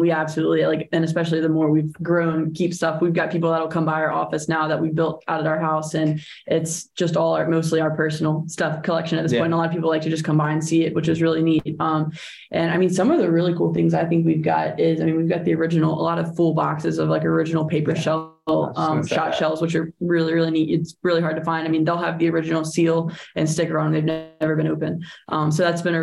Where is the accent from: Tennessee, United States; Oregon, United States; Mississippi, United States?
Mississippi, United States; I grew up in Mississippi.